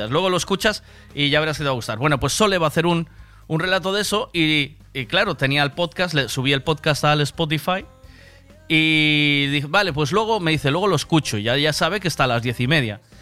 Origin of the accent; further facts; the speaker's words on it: Vigo, Galicia, Spain; Sí, yo soy de Vigo Vigo.